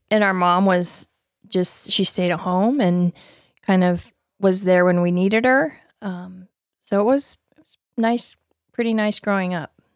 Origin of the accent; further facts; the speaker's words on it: Utah, United States; I grew up in Utah, in a family with Uh, seven girls